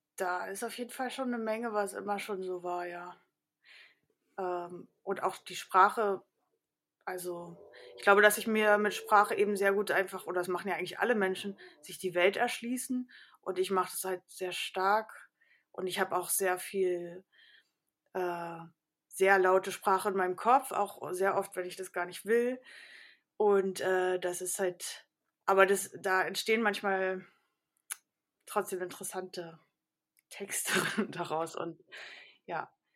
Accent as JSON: {"language": "German", "town": "Karlsruhe", "region": "Baden-Württemberg", "country": "Germany", "tie": "born or raised there", "moved": "yes", "lives_now": "Berlin, Germany", "said": "ich bin äh, äh in Karlsruhe groß geworden"}